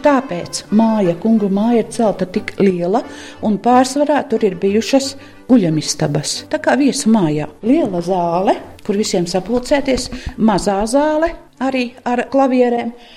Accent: Ziemeri parish, Malēnija, Vidzeme, Latvia; accent: Malēnian; also born or lived in Riga; Ziemera pagasta krieviņu pusmuižā, un mūsu mājas par priedniekiem sauca. Tur es esmu dzimusi.

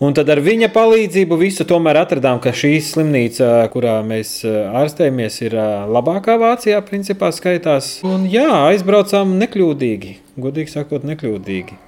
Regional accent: Jelgava, Latvia; also born or lived in Riga; es esmu dzimis audzis Jālgavā

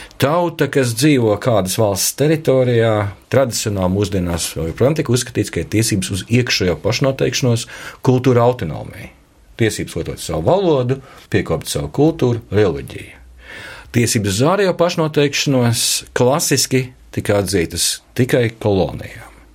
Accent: Latvia; kā latvietim

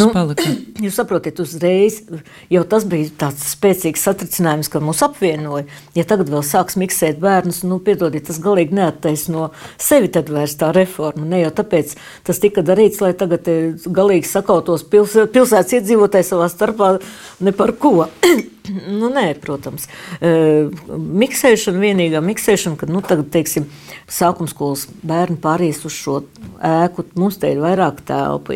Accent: Sigulda, Vidzeme, Latvia; moved away as an adult; also born or lived in Cēsis; now in Daugavpils, Latvia; es esmu dzimusi Siguldā, pabeidzu Siguldas pirmo vidusskolu

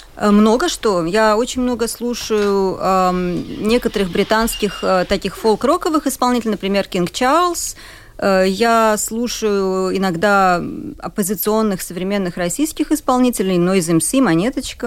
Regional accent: Riga, Latvia; also born or lived in Budapest, Hungary / Cambridge, United Kingdom; Я рижанка, родилась в Риге, и моя мама родилась, выросла в той же квартире в Риге, да, то есть довольно давно уже семья живет в Риге

